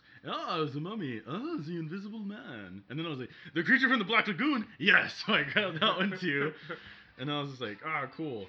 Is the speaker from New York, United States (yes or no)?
yes; Bronx, New York, United States; I came from the Bronx.